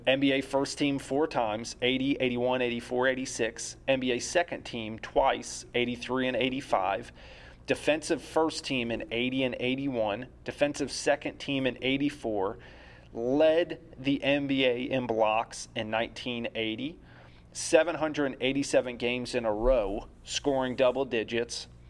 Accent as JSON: {"language": "English", "town": "Philadelphia", "region": "Pennsylvania", "country": "United States", "tie": "born or raised there", "said": "my hometown bias with the Philadelphia seventy-sixers"}